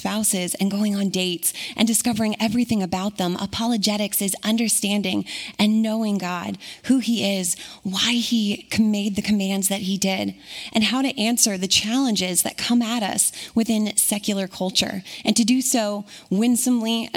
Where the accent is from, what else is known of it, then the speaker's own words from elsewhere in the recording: Puyallup, Washington, United States; moved away; I'm local to Washington, specifically Puyallup. Grew up and was raised here